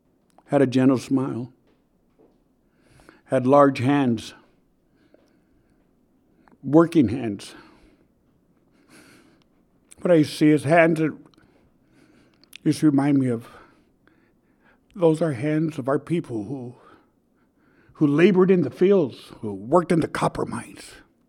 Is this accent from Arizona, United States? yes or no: yes; Miami, Arizona, United States; We grew up together in Miami, Arizona, and worked on many efforts and many causes together.